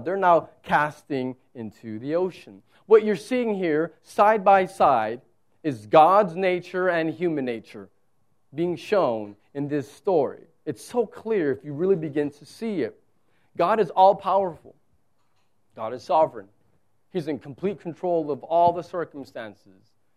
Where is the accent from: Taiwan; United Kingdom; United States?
United States; South Texas; moved away; I'm from South Texas where it's like here it's desert